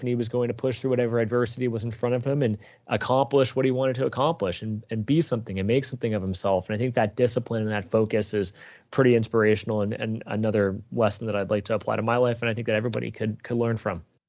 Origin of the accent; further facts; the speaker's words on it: Toronto, Ontario, Canada; I grew up in Etobicoke on the west end of Toronto, uh, born and raised there